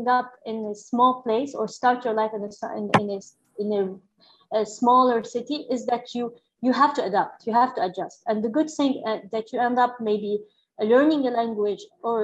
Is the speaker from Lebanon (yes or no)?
yes; Lebanon; moved away as an adult; also born or lived in Springfield, Illinois; now in United States; growing up in Lebanon